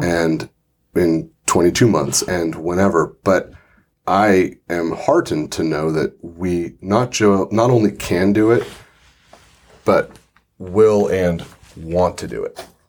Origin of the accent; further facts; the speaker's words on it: Santa Rosa, California, United States; As someone who grew up in Santa Rosa, this is my hometown